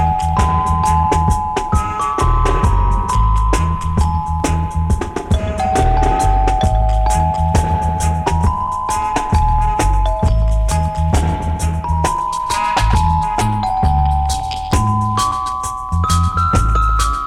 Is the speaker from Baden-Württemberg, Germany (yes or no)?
yes; near Trossingen, Baden-Württemberg, Germany; English is a second language; my hometown. Yeah, man. Trossingen